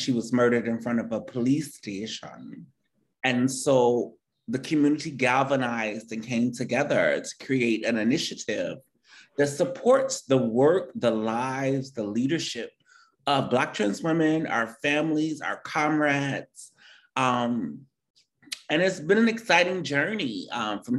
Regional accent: Detroit, Michigan, United States; born or raised there

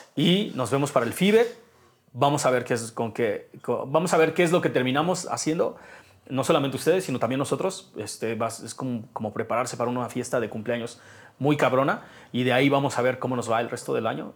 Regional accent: Mexico; como mexicano

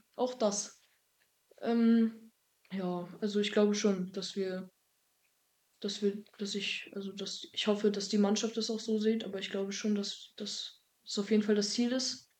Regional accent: a small village near Greifswald, Mecklenburg-Vorpommern, Germany; also born or lived in Dillingen an der Donau, Bavaria; als ich ein Jahr alt war, wieder hier zurück in die Heimat gezogen. Ähm, in das Haus, wo meine Mutter auch schon früher gewohnt hatte. Ja. Alles neu renoviert und so. Und ja, seitdem wohne ich in einem kleinen Dorf Nähe Greifswald

